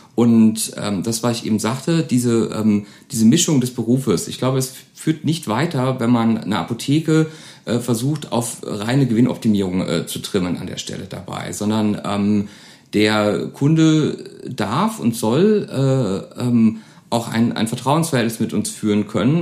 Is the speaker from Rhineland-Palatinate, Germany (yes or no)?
yes; Koblenz, Rhineland-Palatinate, Germany; now in Neuwied, Germany; in Grundschultagen sind wir oft ähm, von Koblenz nach Wied gefahren